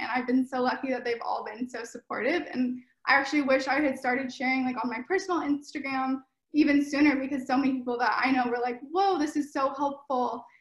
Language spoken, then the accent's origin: English; Sacramento, California, United States; now in Los Angeles, United States; I'm from NorCal, from Sacramento Bay Area area, and I'm currently living in Los Angeles